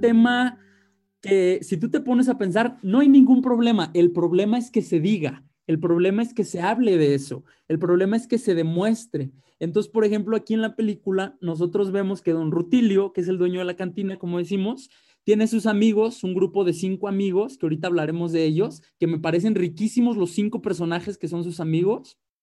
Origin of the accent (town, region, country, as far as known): Mexico